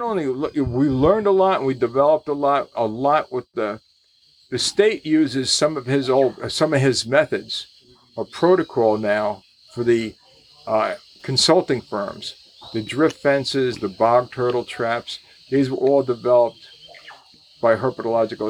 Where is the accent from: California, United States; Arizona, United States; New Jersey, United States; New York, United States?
New Jersey, United States; I'm from New Jersey